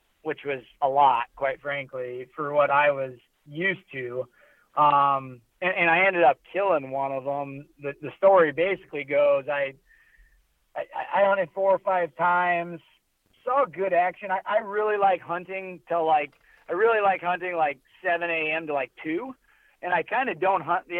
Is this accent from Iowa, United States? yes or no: yes; Keokuk, Iowa, United States; now in Iowa City, United States; I grew up in Keokuk, so very far southeast, and then now me and you both live Iowa City, Cedar Rapids